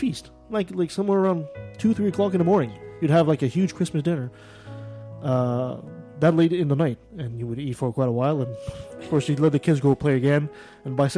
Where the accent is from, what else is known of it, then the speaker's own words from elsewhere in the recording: Canada; being French Canadian myself